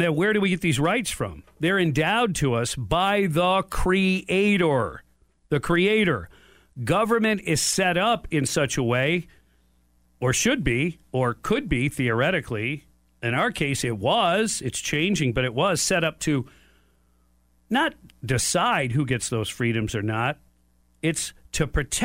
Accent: Detroit, Michigan, United States; I was born in Detroit

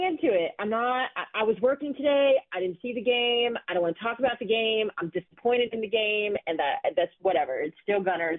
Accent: Texas, United States; my home state of Texas.

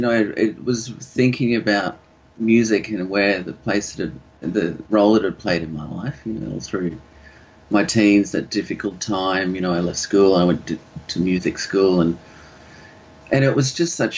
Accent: Sunshine Coast, Queensland, Australia; also born or lived in Yandina / Noosa; growing up on the Sunshine Coast at that time

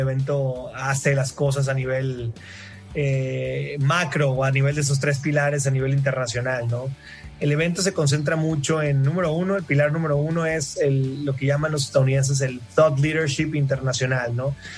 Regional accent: Mazatlán, Sinaloa, Mexico; also born or lived in Monterrey, Mexico / San Francisco, United States; now in Mexico City, Mexico; soy, de Mazatlán, Sinaloa

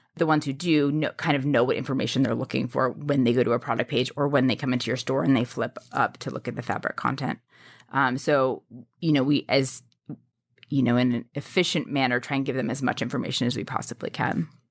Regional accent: New York City, New York, United States; I grew up in New York City

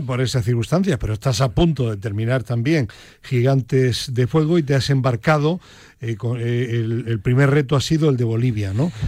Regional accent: Granada, Andalusia, Spain; now in Madrid, Spain; yo 51% granadino porque mi familia es de Granada, vive en Granada, yo estuve allí 17 años y 49% madrileño

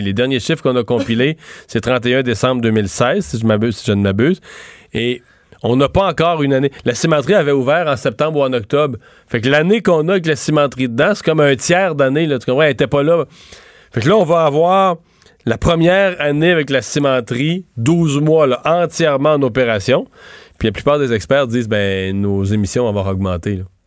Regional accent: Rivière-du-Loup, Quebec, Canada; une ville moyenne comme Rivière-du-Loup, là d'où je viens

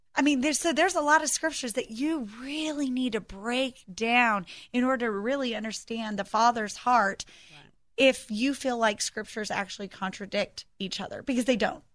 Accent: United States; we as American Christians

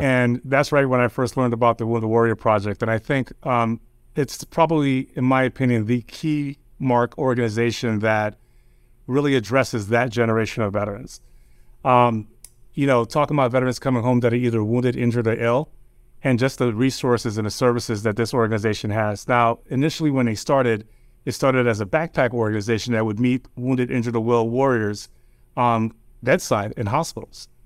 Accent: New York, United States; also born or lived in New Jersey; my family's originally from Jamaica. Um, I grew up in New York

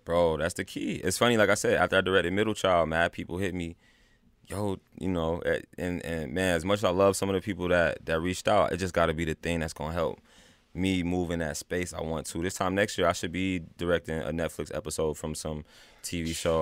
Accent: North Carolina, United States; I'm from North Carolina, though. You know, they were in the Army, and I was raised back, like, down south.

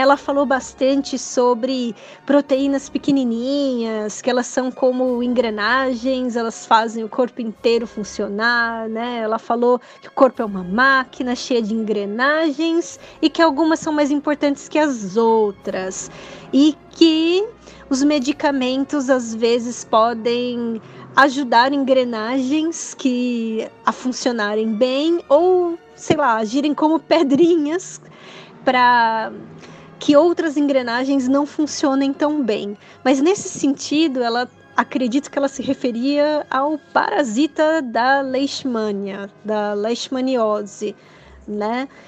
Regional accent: ABC Paulista, São Paulo, Brazil; sou do ABC

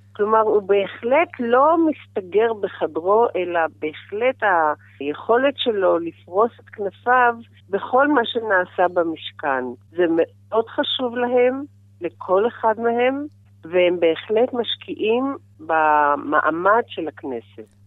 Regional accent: Israel; אני אה, ילידת הארץ הרבה דורות

